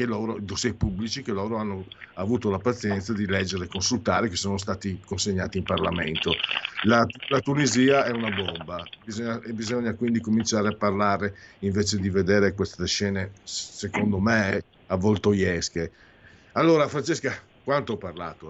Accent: Italy; io vengo dal Friuli, fino, dal Veneto

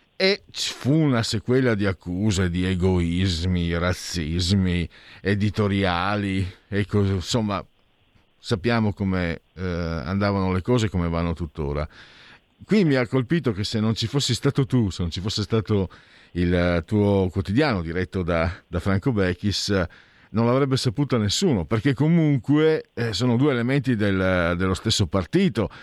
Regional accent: Friuli-Venezia Giulia, Italy; Io vengo dal Friuli

